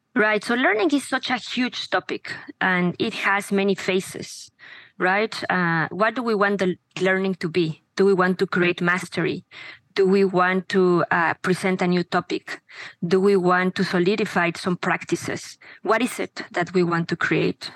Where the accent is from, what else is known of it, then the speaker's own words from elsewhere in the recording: Mexico; moved away as an adult; now in United States; I am from Mexico. I was born there. I have been living in the US for the last 20 uh, something